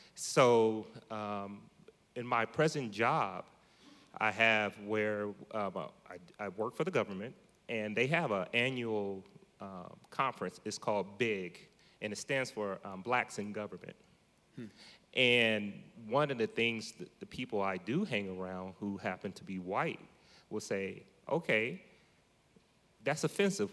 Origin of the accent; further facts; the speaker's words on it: Columbus, Ohio, United States; moved away as an adult; now in Modesto, United States; I'm from Columbus, Ohio, originally. moved here to Modesto probably about six and a half years ago